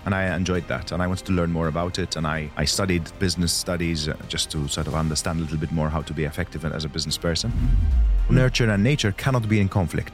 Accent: Malta; I was born in Malta

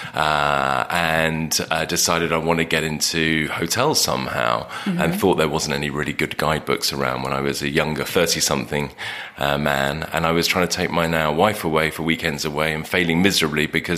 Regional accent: England, United Kingdom; we're English.

